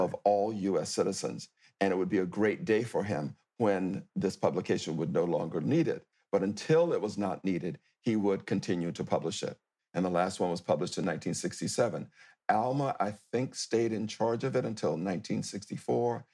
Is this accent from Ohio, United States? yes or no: no; near Tallahassee, Florida, United States; accent: old Southern; moved away; my hometown near Tallahassee, Florida